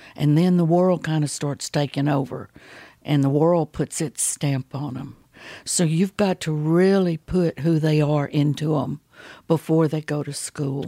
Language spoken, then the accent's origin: English; Baytown, Texas, United States; I was raised over in Baytown, Texas